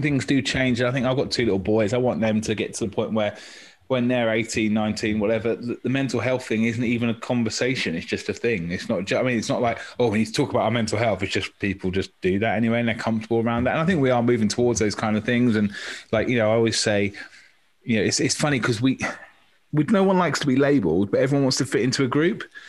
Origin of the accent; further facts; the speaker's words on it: Maidstone, South East England, United Kingdom; now in Torquay, United Kingdom; I'm from Maidstone in Kent, which was much more diverse when I was in primary school